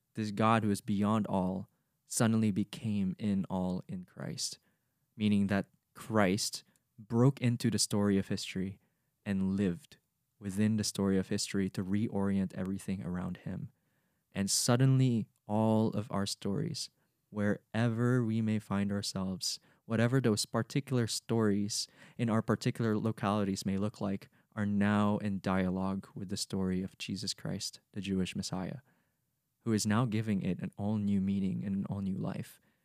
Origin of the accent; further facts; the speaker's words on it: Cagayan de Oro, Northern Mindanao, Philippines; first language Bisaya; English is a second language; moved away; I'm a Filipino who comes from the Misamis Oriental region, coming from Cagayan de Oro City